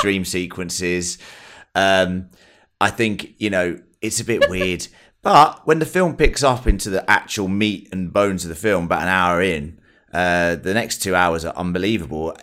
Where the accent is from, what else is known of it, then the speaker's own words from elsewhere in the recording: England, United Kingdom; I'm English.